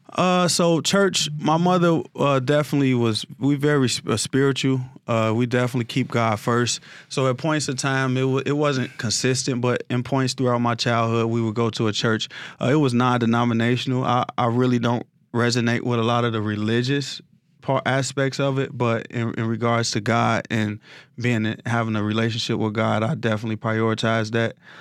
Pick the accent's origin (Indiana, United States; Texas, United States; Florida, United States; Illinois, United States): Illinois, United States; Chicago; I grew up, uh, in the war zone area in South Side of Chicago